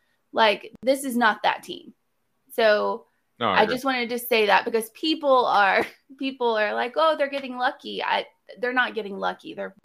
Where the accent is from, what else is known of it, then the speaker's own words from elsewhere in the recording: Nashville, Tennessee, United States; I'm from Nashville.